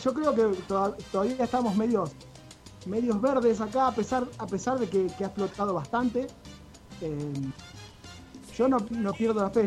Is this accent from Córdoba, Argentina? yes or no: no; Rosario, Santa Fe, Argentina; siendo de acá de Rosario, igual que yo